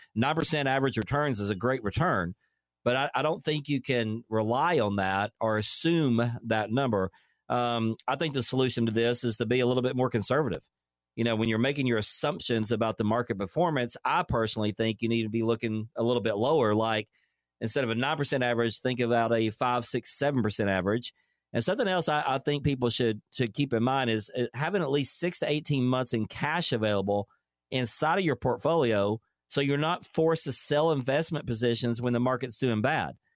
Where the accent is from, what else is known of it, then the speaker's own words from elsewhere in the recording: Dayton, Tennessee, United States; I'm from Dayton, Tennessee